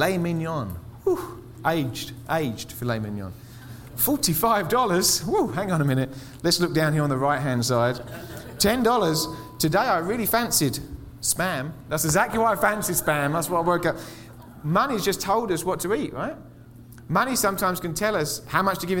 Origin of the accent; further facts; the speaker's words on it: England, United Kingdom; moved away as an adult; now in Colorado Springs, United States; I'm from England. In England, they give us the TB vaccination as kids